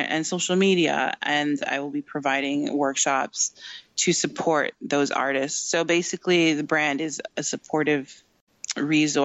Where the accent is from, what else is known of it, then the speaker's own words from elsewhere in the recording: Canada; I'm in Canada, I'm Canadian